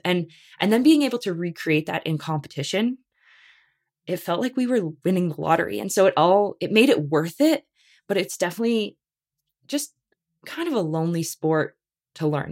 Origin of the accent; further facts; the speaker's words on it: Canada; we're Canadian